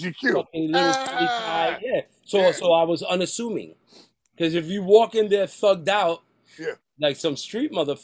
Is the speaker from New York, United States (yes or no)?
yes; New York City, New York, United States; where I grew up in Spanish Harlem on 123rd between Lexington Park